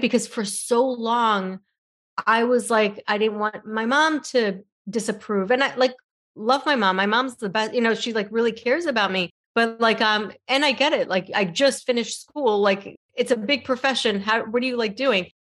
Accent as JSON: {"language": "English", "region": "New York", "country": "United States", "also_born_or_lived": "San Francisco", "moved": "as an adult", "said": "I'm originally from New York, and my mom was in New York and wanted me to go back"}